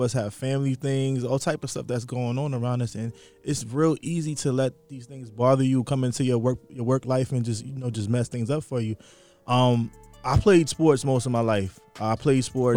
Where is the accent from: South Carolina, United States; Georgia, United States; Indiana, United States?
Georgia, United States; Atlanta; also born or lived in New York; growing up in Atlanta